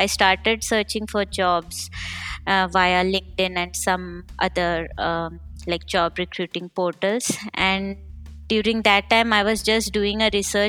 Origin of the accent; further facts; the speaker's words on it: India; moved away as an adult; now in Berlin, Germany; I'm basically from India and currently staying in Berlin since 5 years